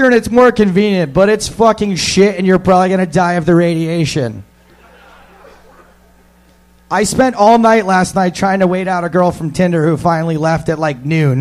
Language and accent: English; United States; I am American